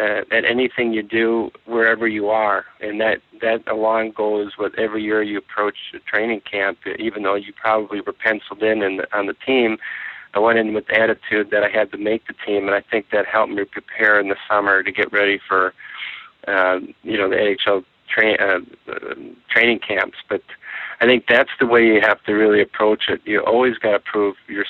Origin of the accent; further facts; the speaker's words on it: South St. Paul, Minnesota, United States; I am today still friends with many of the people that I grew up in South St. Paul